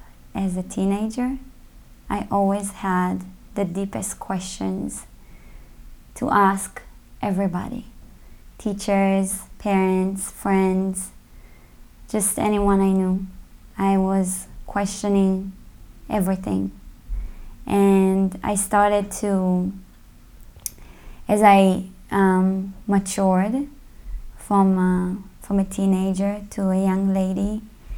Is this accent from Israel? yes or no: yes; Israel; moved away as an adult; now in United States; I was born in Israel. Mm-hmm. And I grew up there